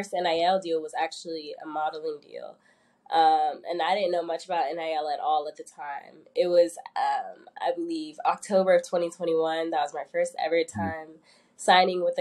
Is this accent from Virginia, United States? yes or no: yes; Northern Virginia, United States; moved away as an adult; now in Atlanta, United States; I'm from Northern Virginia